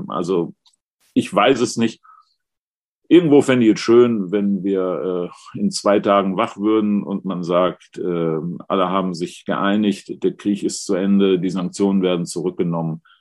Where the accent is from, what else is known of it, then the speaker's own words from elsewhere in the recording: Duisburg, North Rhine-Westphalia, Germany; Ähm, ich komme ja aus Duisburg